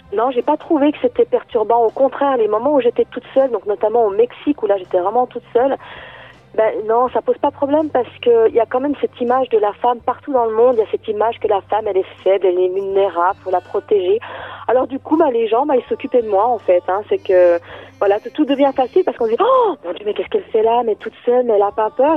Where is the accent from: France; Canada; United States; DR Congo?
France; Lons-le-Saunier, Bourgogne-Franche-Comté; alors moi je suis partie de Lons-Saunier, donc c'est la ville où je suis née que je suis partie, voilà, de, moi j'habite à la campagne, à 25 km à peu près de cette ville.